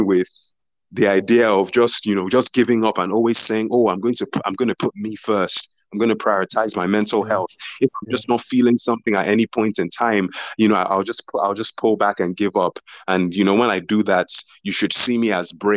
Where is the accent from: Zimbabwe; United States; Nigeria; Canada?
Nigeria; as a Nigerian